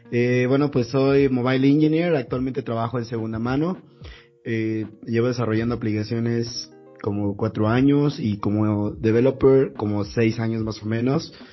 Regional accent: Puebla, Mexico; now in Mexico City, Mexico; Yo soy de Puebla, quiero aclarar eso. Pero yo vivo en la Ciudad de México

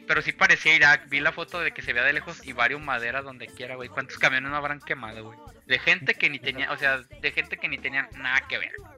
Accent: Mexico; Somos mexicanos

